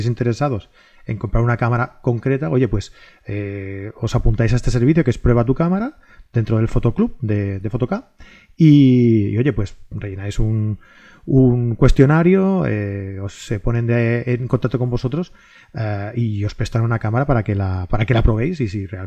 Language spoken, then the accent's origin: Spanish; Catalonia, Spain; Es que soy catalán, tío.